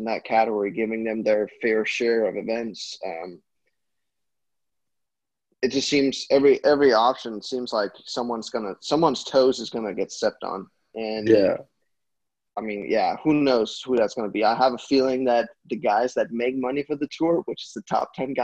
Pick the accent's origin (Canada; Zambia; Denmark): Denmark